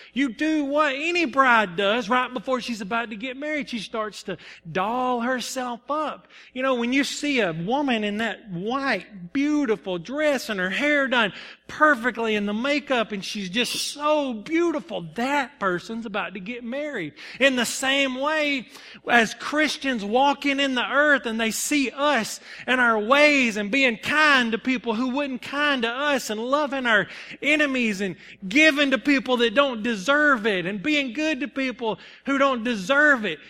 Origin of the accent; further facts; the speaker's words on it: Salem, United States; I'm from Salem